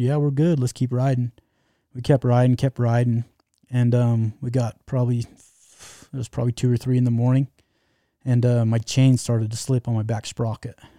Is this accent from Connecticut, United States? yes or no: no; Utah, United States; Utah? You heard of Utah?